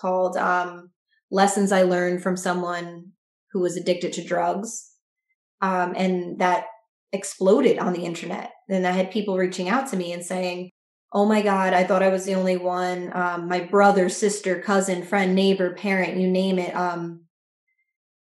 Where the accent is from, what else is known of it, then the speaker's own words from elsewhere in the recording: New Jersey, United States; I am a writer from New Jersey